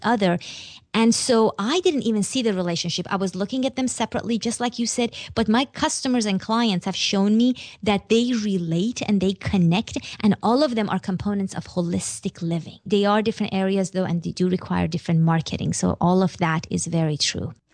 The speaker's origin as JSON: {"language": "English", "country": "Iran", "moved": "yes", "said": "I'm from Iran"}